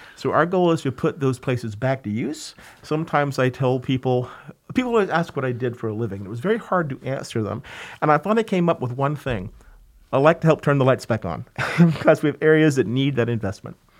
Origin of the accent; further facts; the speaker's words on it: Georgia, United States; moved away as an adult; now in New York, United States; I grew up in Georgia, actually, and got a master's in historic preservation from the University of Georgia.